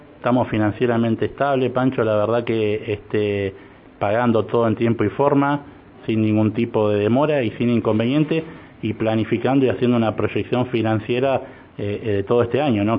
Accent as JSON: {"language": "Spanish", "region": "Neuquén", "country": "Argentina", "tie": "born or raised there", "said": "a pesar de que no soy neuquino, vivo de los cinco años en Neuquén, me siento neuquino"}